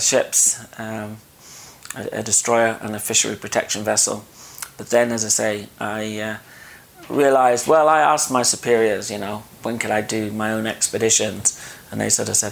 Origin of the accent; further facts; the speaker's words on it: United Kingdom; also born or lived in Dorset; I'm from the United Kingdom.